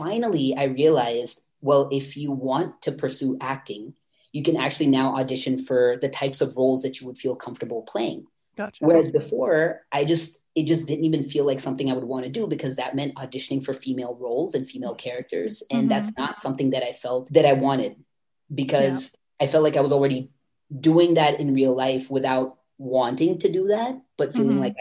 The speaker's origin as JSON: {"language": "English", "region": "North Carolina", "country": "United States", "tie": "born or raised there", "said": "I grew up in North Carolina, which is on the East Coast of the United States, and more specifically, I guess, considered the South"}